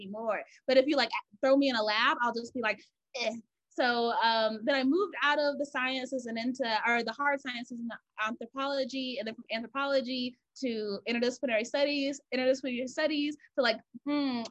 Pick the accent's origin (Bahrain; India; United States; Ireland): United States; Georgia; I'm from Georgia. So I was like, I don't want to stay here, I have to leave